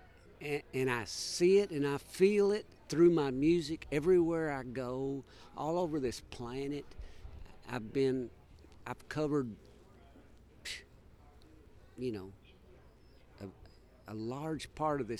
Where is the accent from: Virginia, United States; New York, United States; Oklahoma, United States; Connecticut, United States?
Oklahoma, United States; I grew up in Oklahoma